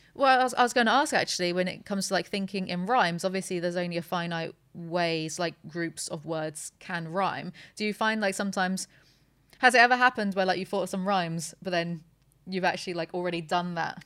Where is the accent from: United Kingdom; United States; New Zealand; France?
United Kingdom; I'm too British